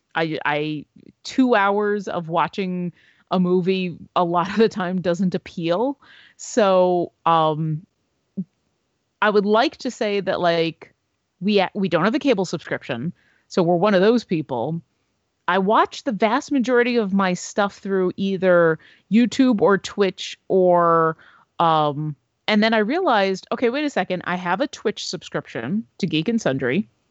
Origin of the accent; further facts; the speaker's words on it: Buffalo, New York, United States; my hometown, the Buffalo Niagara International Airport.